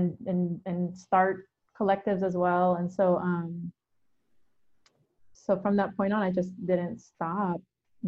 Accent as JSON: {"language": "English", "town": "Hayward", "region": "California", "country": "United States", "tie": "born or raised there", "said": "I grew up in the East Bay in Hayward."}